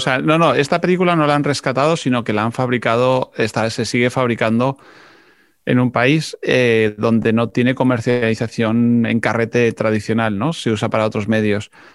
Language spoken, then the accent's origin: Spanish; Spain; siendo español hablo en inglés